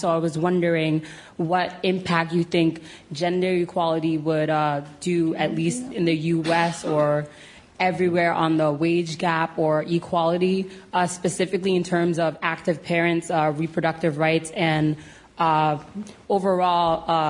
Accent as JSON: {"language": "English", "country": "United States", "moved": "yes", "lives_now": "United Kingdom", "said": "As you can tell from my accent, I'm from the land of Trump."}